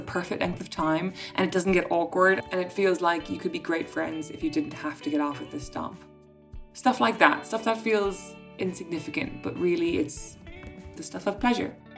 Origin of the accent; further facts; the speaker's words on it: Ireland; being Irish